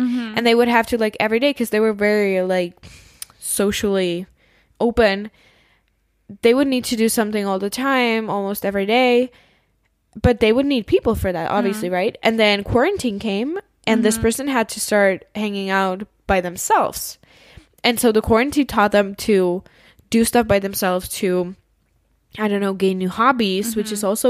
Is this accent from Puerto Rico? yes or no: no; Czechia; for me, the Czech Republic is still, like, my home country. It's still a place where it's probably, like, a high chance that I will live there.